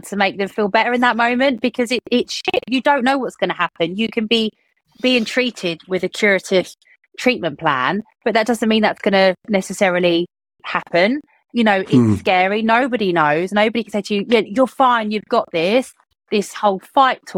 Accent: United Kingdom; being British people

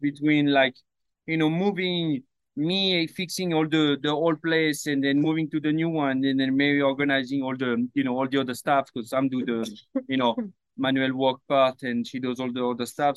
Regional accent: Paris, Île-de-France, France; moved away; I grew up in Paris.

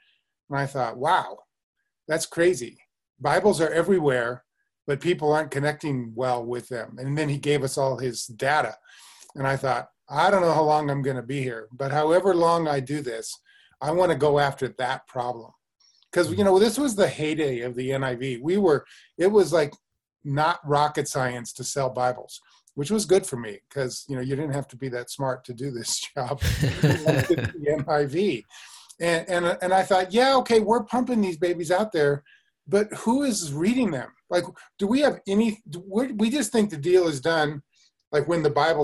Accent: Denver, Colorado, United States; I grew up in the Christian Reformed Church, actually, in Denver, Colorado

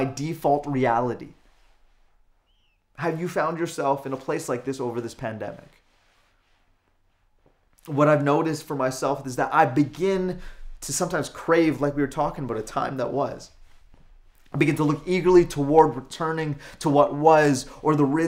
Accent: Calgary, Alberta, Canada; now in Lower Mainland, Canada; Born and raised in Calgary and Alberta, now living here in the Lower Mainland

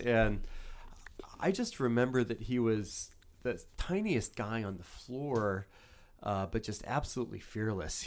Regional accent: New Orleans, Louisiana, United States; now in Philadelphia, United States; growing up in New Orleans

